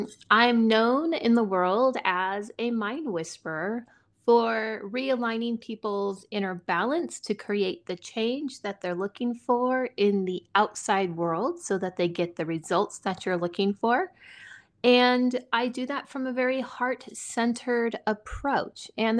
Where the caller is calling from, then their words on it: Montana, United States; I am in Montana in the United States.